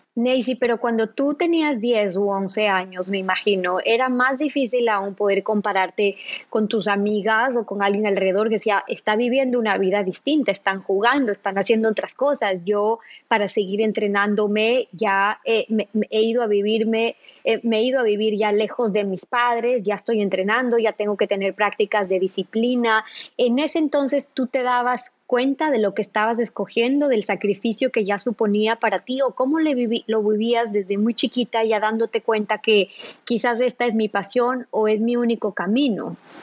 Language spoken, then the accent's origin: Spanish; Ecuador; nosotras como ecuatorianas